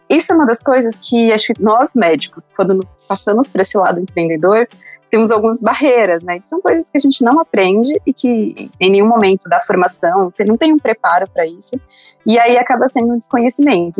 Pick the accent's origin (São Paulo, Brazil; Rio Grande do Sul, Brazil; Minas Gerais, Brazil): Minas Gerais, Brazil; interior of; moved away; Eu sou do interior de Minas, de uma cidade chamada Beriba. E, na verdade, eu morei até os 14 anos na zona rural dessa cidade, numa comunidade rural.